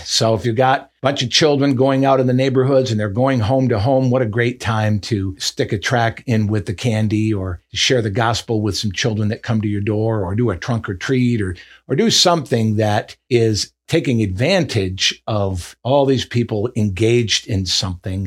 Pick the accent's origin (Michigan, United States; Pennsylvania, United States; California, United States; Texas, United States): Michigan, United States; the way I grew up in Michigan in the north